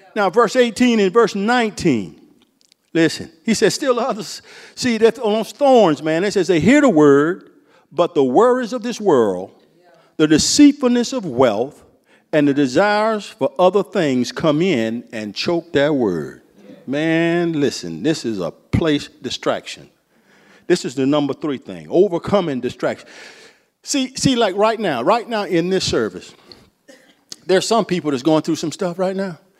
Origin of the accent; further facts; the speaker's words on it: Central Florida, United States; I'm from Florida. Central Florida.